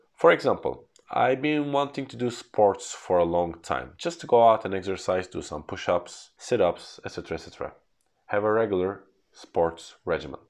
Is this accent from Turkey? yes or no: yes; Turkey; English is a second language; As being born in Turkey, I have learned English at a later age